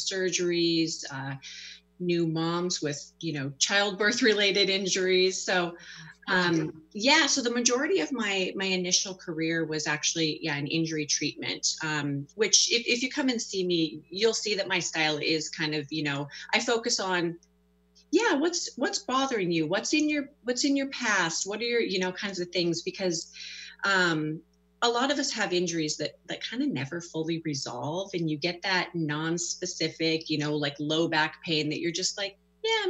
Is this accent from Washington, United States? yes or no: yes; North Bend, Washington, United States; I grew up in North Bend. I went to Mount Si High School